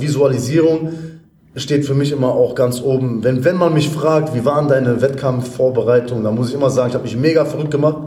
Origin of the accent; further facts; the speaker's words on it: Essen, North Rhine-Westphalia, Germany; moved away; komme ursprünglich aus Essen